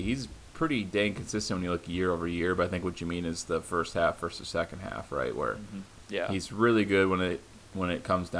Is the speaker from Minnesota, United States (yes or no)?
yes; Minnesota, United States; we're from Minnesota.